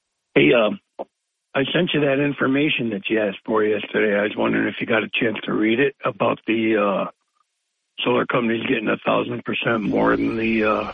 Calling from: Herkimer, New York, United States; I'm calling from Herkimer.

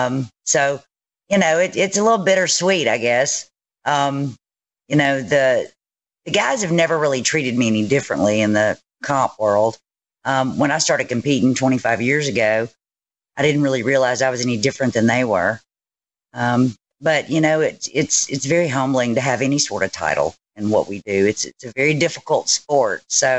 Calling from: Hernando, Mississippi, United States; Hernando, Mississippi.

